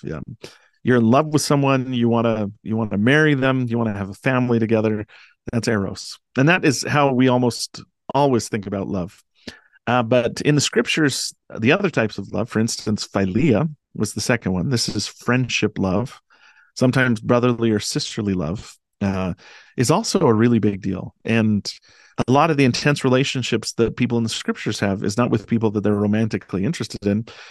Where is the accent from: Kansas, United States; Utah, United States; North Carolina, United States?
Utah, United States; Delta; I grew up in Delta, Utah, um, this little town Uh, in central Utah